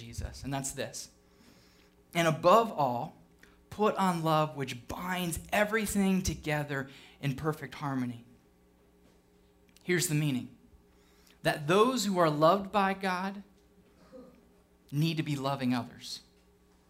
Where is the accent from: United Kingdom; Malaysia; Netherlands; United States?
United Kingdom; I'm British